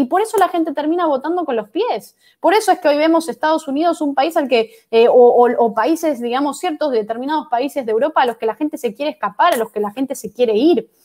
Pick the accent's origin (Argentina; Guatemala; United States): Argentina; que estamos viviendo hoy los, los argentinos